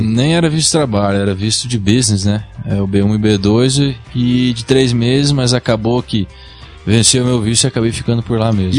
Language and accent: Portuguese; Brazil; moved away as an adult; also born or lived in New York, United States; Eu saí do Brasil com 18 anos, acabei, eu era modelo aqui, modelava em São Paulo